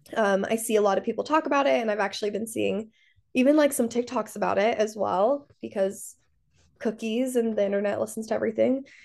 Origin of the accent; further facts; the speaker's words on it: Salt Lake City, Utah, United States; I grew up in Salt Lake City, I grew up Mormon